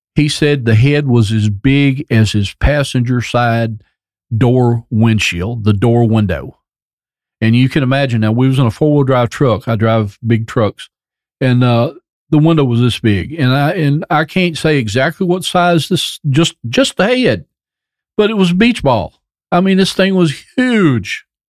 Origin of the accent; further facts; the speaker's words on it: United States; my hometown of Robertson County